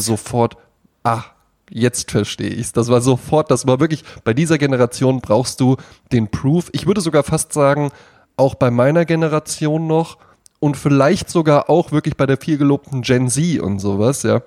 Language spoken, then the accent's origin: German; Germany; in Bonnbaden, wo ich herkomme